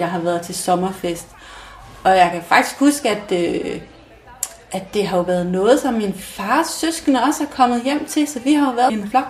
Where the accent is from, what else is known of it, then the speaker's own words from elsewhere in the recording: Mols, Central Denmark Region, Denmark; moved away as an adult; da jeg flyttede fra Mols